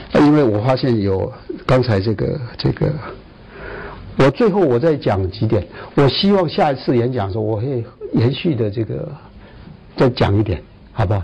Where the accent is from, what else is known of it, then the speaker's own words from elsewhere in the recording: Taiwan; 以为我是桃园的人，其实不是，我是在桃园当兵，啊，我们在台湾都要当，都要就是全部人都要当兵的